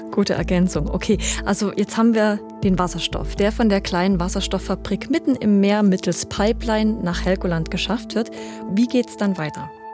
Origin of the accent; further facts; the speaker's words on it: Germany; als Deutsche